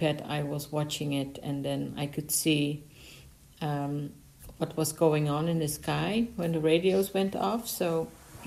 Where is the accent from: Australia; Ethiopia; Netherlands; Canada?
Netherlands; I'm from the Netherlands.